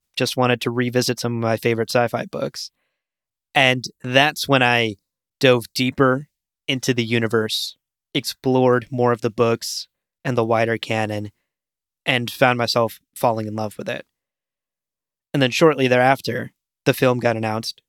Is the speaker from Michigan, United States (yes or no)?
no; New York, United States; as a New Yorker